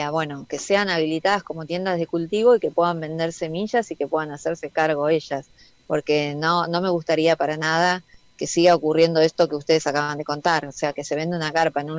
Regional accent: Argentina; es poner en valor aquello que nosotros como argentinos y argentinas aprendimos a hacer

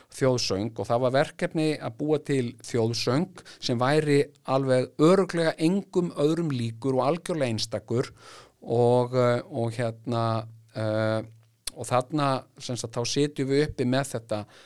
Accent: Iceland; ég verði hópi íslendinga

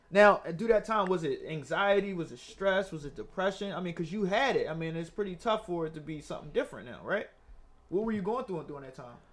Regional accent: Philadelphia, Pennsylvania, United States; I'm from Germantown, but I lived in West

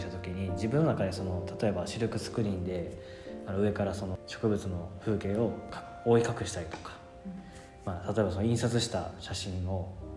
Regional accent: Osaka, Japan; moved away as an adult; also born or lived in Kyoto; 僕も出身大阪なんで

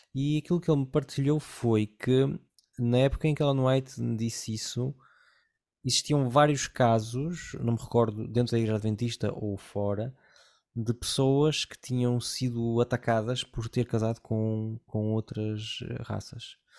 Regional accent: Porto, Norte, Portugal; moved away as an adult; eu fui criado numa cidade do Porto, onde havia quase zero imigração

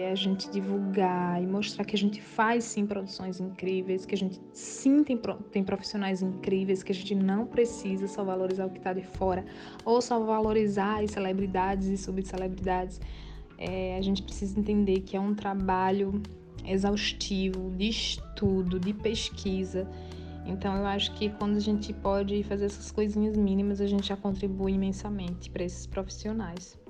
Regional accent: Limoeiro, Pernambuco, Brazil; moved away as an adult; also born or lived in Recife; eu sou natural de Limoeiro, uma cidade do Agreste de Pernambuco

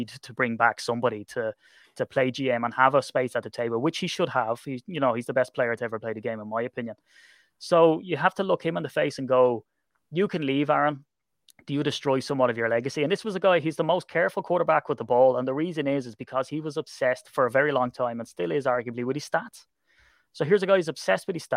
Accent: Ireland; I'm Irish

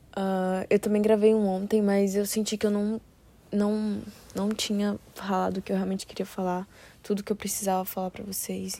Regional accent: Brasília, Federal District, Brazil; moved away; eu nasci e fui criada em Brasília

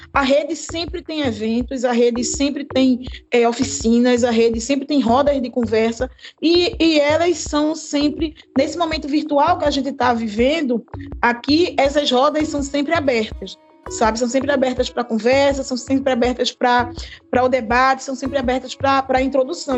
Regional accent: Recife, Pernambuco, Brazil; eu sou do bairro de Água Fria, sabe, aqui em Recife

